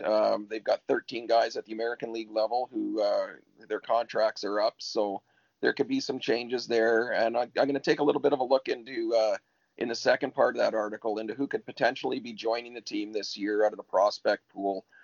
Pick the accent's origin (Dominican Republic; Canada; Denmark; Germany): Canada; Ontario; now in Sunshine Coast, Canada; I grew up in Ontario, so I didn't uh, I didn't get out here until 1989